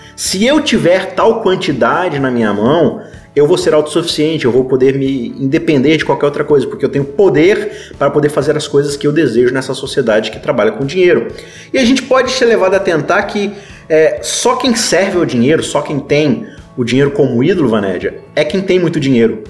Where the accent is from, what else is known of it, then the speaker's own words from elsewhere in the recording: Brazil; a gente, como bom brasileiro